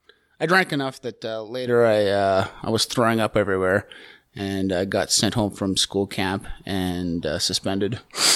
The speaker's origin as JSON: {"language": "English", "town": "Calgary", "region": "Alberta", "country": "Canada", "tie": "born or raised there", "said": "I grew up here in Calgary. Hometown kid."}